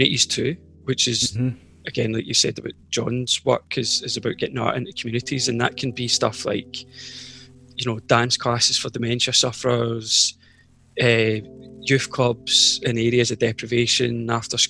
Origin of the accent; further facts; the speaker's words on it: Scotland, United Kingdom; I'm a very, very aware of the privilege of like growing up in Scotland